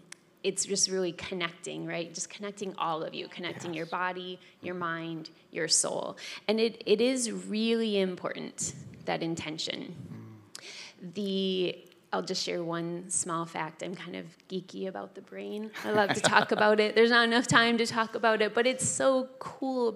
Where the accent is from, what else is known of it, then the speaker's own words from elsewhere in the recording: Wisconsin, United States; moved away; I am from Wisconsin